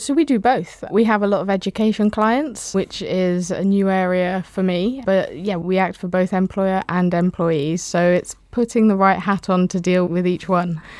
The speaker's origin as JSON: {"language": "English", "region": "Wales", "country": "United Kingdom", "tie": "born or raised there", "also_born_or_lived": "England", "moved": "yes", "lives_now": "Devon, United Kingdom", "said": "I moved to Wales when I was nine, and it's compulsory to learn Welsh in school"}